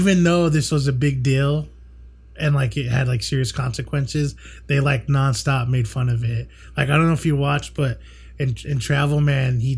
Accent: United States; being here from America

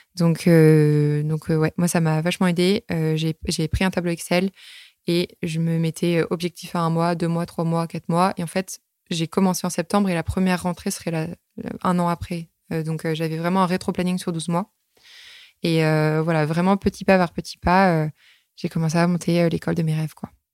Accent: Normandy, France; moved away; moi, je suis née en Normandie

